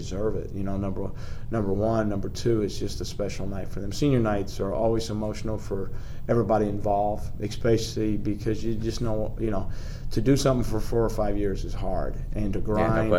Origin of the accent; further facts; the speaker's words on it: Midwest, United States; moved away; I grew up in the Midwest in a little small country bumpkin